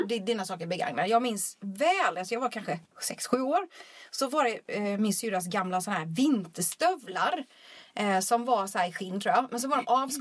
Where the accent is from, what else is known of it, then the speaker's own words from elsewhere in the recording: Småland, Sweden; now in Stockholm, Sweden; Jag vet inte varför jag flyttade till Stockholm från Småland överhuvudtaget.